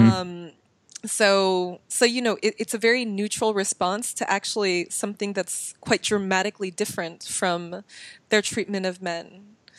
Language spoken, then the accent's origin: English; Bay Area, California, United States; I come from the Bay Area